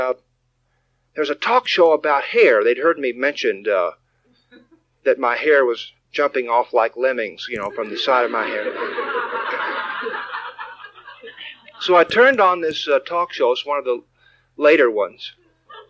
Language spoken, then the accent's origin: English; Texas, United States; David and I grew up in Texas